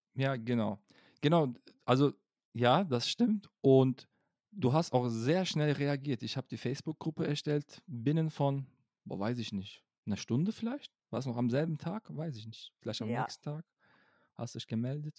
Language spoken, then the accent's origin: German; Cologne, North Rhine-Westphalia, Germany; ich bin Kölsche ja. Jung